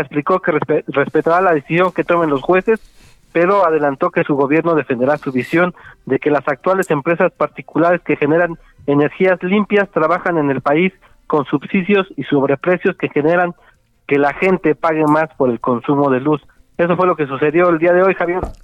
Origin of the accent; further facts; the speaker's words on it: Mexico; qué tan felices somos los mexicanos